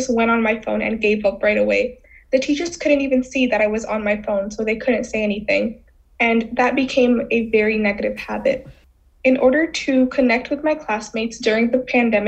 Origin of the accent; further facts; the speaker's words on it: New York City, New York, United States; also born or lived in Bangladesh; I grew up in the Bronx, surrounded by mostly other Bengali people